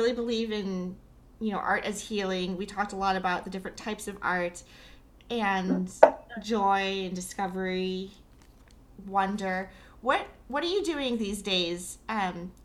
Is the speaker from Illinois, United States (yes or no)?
yes; Chicago, Illinois, United States; now in Boston, United States; I grew up in Chicago and live in Boston